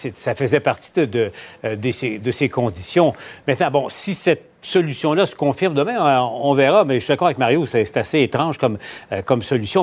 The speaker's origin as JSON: {"language": "French", "country": "Canada", "said": "chez nous au Canada"}